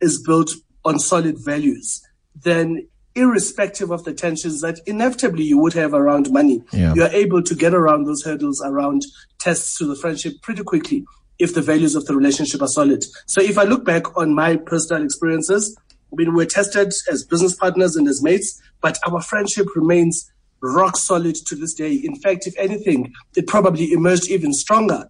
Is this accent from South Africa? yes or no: yes; Port Elizabeth, Eastern Cape, South Africa; now in Johannesburg, South Africa; I grew up in New Brighton, in Port Elizabeth.